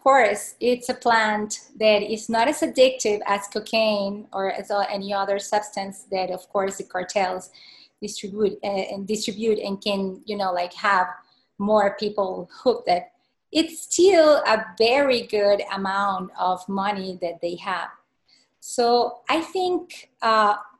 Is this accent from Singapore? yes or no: no; Venezuela; also born or lived in Peru / Argentina; now in United States; I'm from Venezuela. I'm frontier with Colombia.